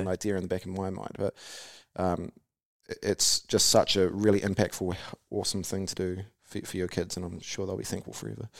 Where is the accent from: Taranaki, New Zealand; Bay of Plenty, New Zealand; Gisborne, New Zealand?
Taranaki, New Zealand; I grew up in Harwood and Taranaki